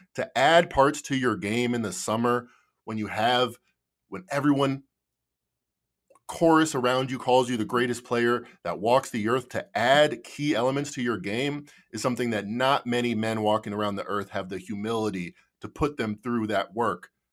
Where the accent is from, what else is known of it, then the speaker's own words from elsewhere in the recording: Chicago, Illinois, United States; I'm from Chicago